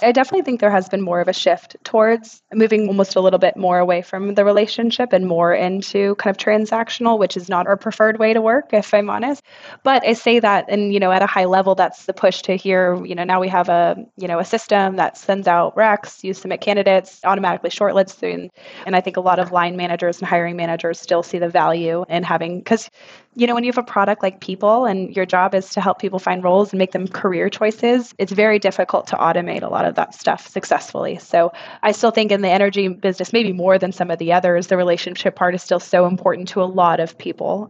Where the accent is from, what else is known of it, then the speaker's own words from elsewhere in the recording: Texas, United States; moved away as an adult; also born or lived in Houston; now in London, United Kingdom; I'm a Texan born and raised.